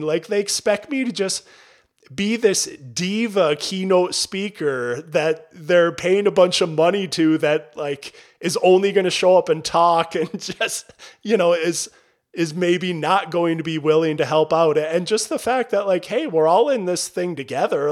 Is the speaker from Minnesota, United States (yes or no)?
yes; Albany, Minnesota, United States; growing up in Albany, Minnesota, at the time that I grew up there, population fifteen hundred